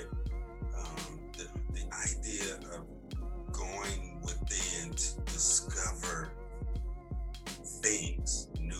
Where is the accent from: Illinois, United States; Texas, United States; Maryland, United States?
Illinois, United States; Chicago; moved away as an adult; now in Atlanta, United States; born and raised in Chicago, man, just turned 50 on March 8th. Been in Atlanta 20 years.